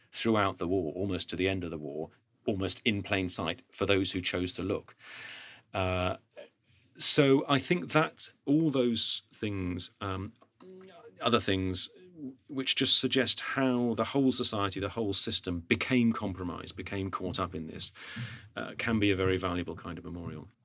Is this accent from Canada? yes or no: no; United Kingdom; as a Brit